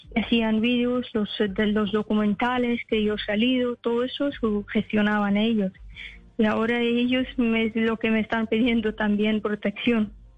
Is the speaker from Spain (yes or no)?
no; Afghanistan; Spanish is a second language; moved away; hay muchas etnias en mi país